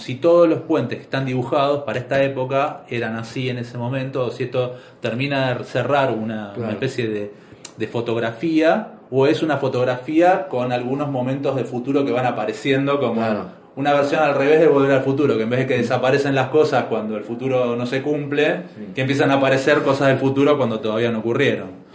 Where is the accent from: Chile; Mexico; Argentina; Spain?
Argentina; Buenos Aires; no naciste en Buenos Aires como nacimos nosotros